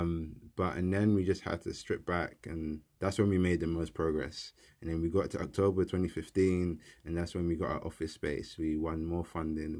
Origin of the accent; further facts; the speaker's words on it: London, United Kingdom; I grew up in South East London in Peckham. I was born and raised, um, in the kind of area.